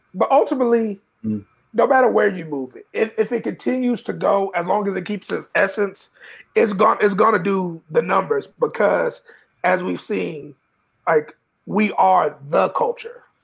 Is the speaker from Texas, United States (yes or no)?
yes; Texas, United States; growing up in Texas